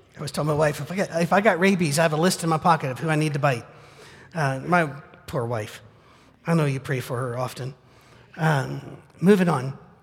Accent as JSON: {"language": "English", "country": "United Kingdom", "moved": "yes", "said": "I'm British."}